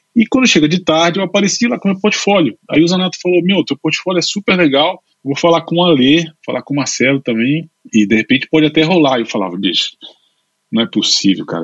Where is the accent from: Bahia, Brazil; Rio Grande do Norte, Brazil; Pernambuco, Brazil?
Pernambuco, Brazil; Recife; moved away as an adult; also born or lived in Brasília / São Paulo / London; now in Spain; eu nasci em Brasília. Meus pais, meu pai é advogado e minha mãe é advogada. Os dois, meu pai, os dois funcionários públicos. Depois eu me mudei para Recife. Eu sempre digo que eu sou brasileiro, é, brasiliense, mas naturalizado pernambucano